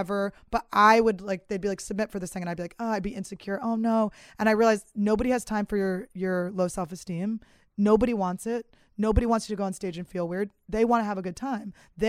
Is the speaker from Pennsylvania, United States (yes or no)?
yes; Philadelphia, Pennsylvania, United States; I'm from Philly